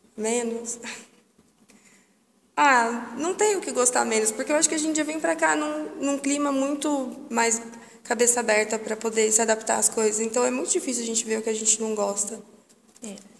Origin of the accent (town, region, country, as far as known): Jundiaí, São Paulo, Brazil; moved away as an adult; now in Porto, Portugal